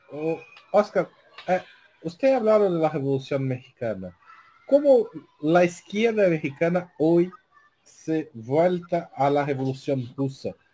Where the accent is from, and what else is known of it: Brazil; Spanish is a second language